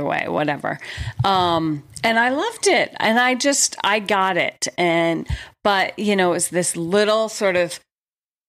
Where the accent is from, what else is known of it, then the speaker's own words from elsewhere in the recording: Atlanta, Georgia, United States; moved away; I grew up in Atlanta, Georgia